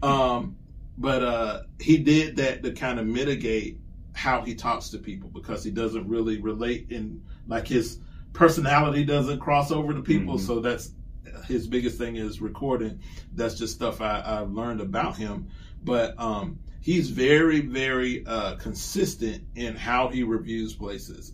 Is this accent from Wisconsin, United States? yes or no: no; Columbia, South Carolina, United States; my hometown of Columbia, South Carolina